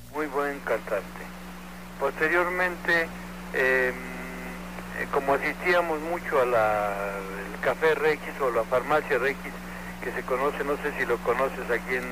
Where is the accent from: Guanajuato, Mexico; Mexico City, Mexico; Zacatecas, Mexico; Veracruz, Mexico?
Mexico City, Mexico; mi, hermano Miguel y yo somos de aquí, del Distrito Federal